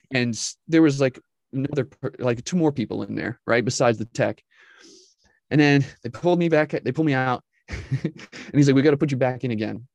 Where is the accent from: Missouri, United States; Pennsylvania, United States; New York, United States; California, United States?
New York, United States; just north of New York City, United States; originally, I'm from New York but not New York City with the you know with the accents. But I'm from New York, just north of there. Grew up, was raised there